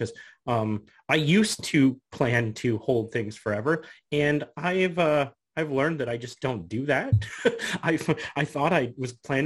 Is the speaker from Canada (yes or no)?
yes; Canada; I'm the Canadian investing in the US